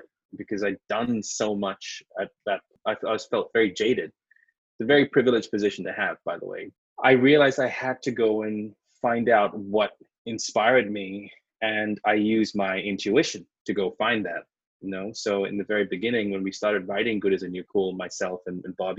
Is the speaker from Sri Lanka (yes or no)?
yes; Sri Lanka; moved away as an adult; also born or lived in London, United Kingdom / New York, United States; now in Los Angeles, United States; I was born in Sri Lanka, which is a very beautiful tropical island